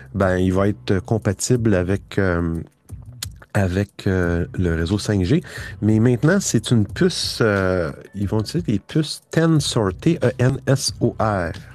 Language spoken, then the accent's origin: French; Quebec, Canada; moi je suis du Québec